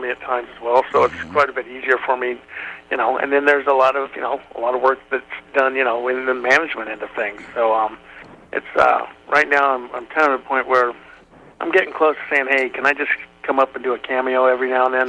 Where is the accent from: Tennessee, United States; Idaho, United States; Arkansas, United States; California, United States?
California, United States; Well, I grew up in Northern California in the beautiful Lake Tahoe region.